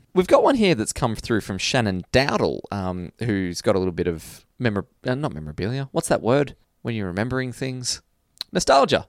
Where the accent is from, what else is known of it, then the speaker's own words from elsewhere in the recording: Australia; growing up in Australia